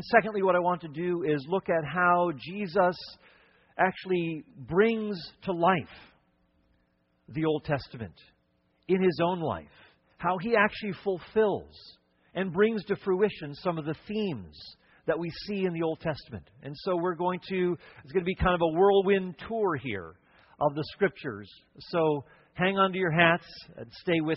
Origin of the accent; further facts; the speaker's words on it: Cleveland, Ohio, United States; moved away; also born or lived in Connecticut / upstate New York / Wisconsin / Chicago; I was born in the Midwest, born in Cleveland, Ohio